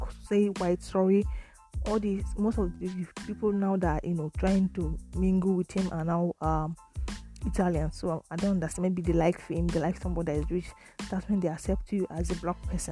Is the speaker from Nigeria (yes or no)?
yes; Nigeria; now in Italy; I live in Italy but I'm from Nigeria